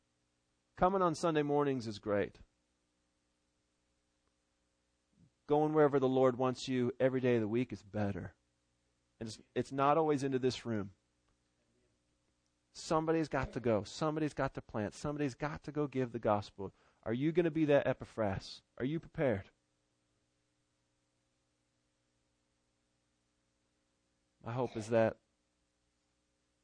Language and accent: English; Seattle, Washington, United States; moved away; my hometown over in Seattle